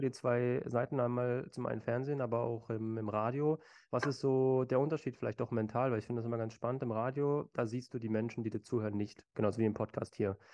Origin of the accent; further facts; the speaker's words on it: Berlin, Germany; aus meiner Heimatstadt äh, Berlin.